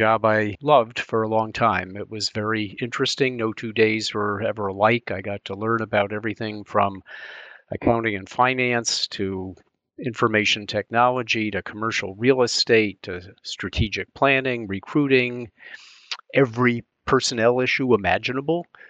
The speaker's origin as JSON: {"language": "English", "town": "Albany", "region": "New York", "country": "United States", "tie": "born or raised there", "moved": "yes", "lives_now": "Washington, D.C., United States", "said": "I grew up in Albany, New York, which is a state capitol."}